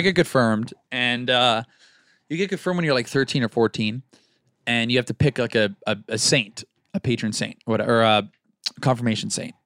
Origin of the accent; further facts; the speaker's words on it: Florida, United States; we're both from Florida.